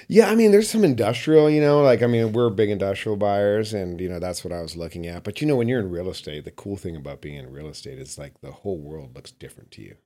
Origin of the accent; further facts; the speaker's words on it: Calgary, Alberta, Canada; also born or lived in Los Angeles / Bay Area; now in Carmel Valley, United States; I grew up in Calgary, Alberta